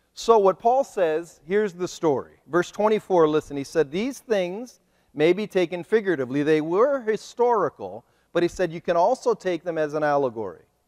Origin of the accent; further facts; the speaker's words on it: Ohio, United States; moved away as an adult; now in Kent City, United States; I am a missionary from Ohio